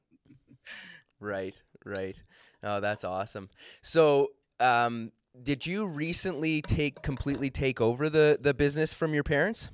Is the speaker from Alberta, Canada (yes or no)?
no; Ontario, Canada; I'm from Ontario